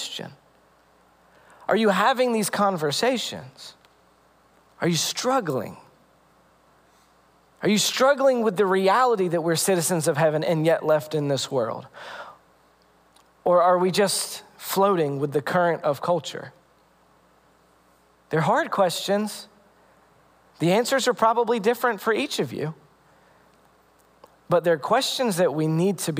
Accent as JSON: {"language": "English", "country": "United States"}